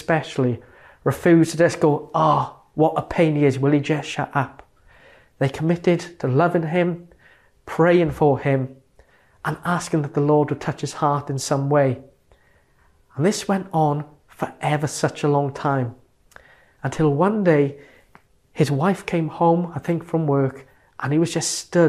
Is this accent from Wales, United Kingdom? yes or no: yes; Merthyr Tydfil, Wales, United Kingdom; my hometown of Merthyr Tydfil